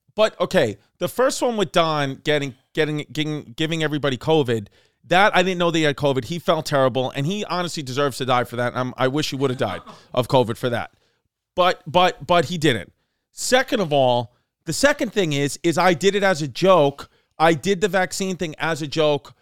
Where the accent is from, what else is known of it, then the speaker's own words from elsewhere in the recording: New York City, New York, United States; I'm from Brooklyn